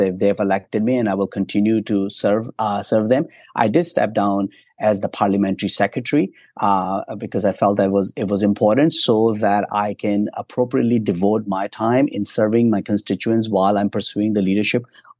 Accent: Ontario, Canada; I'm from Eastern Ontario, the GTA.

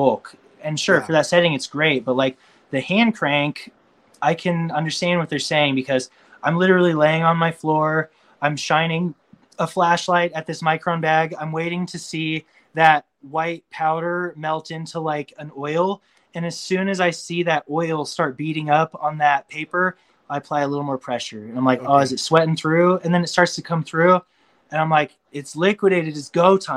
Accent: Boulder, Colorado, United States; Boulder is very natural and it's where I'm from

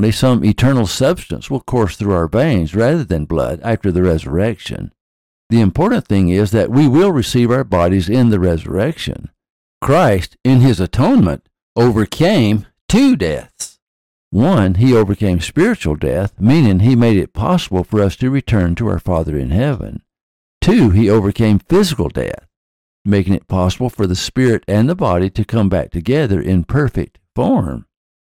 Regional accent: the South, United States; When I was a child growing up in the South

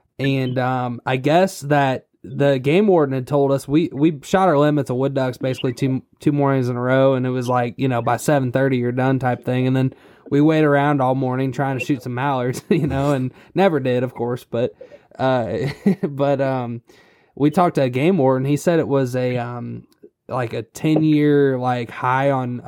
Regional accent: Illinois, United States; we're from Illinois originally, but when we first started duck hunting, it was in Florida, funny enough.

